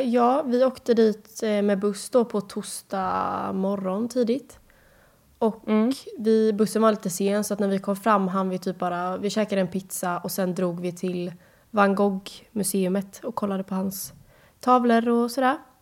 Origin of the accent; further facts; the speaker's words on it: Sweden; hemma i Sverige